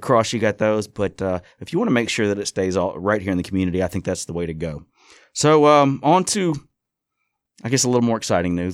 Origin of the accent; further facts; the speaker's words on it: Hattiesburg, Mississippi, United States; I grew up in the Hattiesburg area. I've lived here my whole life